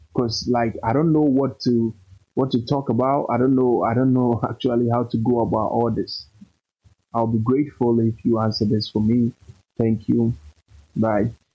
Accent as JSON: {"language": "English", "country": "Ghana", "said": "I'm from Ghana"}